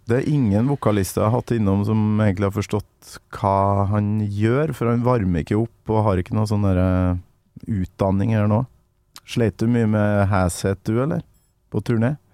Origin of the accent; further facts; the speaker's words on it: Kolvereid, Trøndelag, Norway; Kolvereid, der jeg kommer fra.